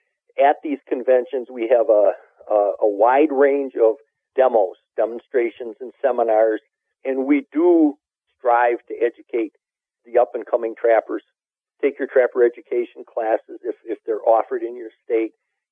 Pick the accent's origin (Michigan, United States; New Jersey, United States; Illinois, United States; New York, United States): Illinois, United States; I'm from Illinois, and we're in farm country here.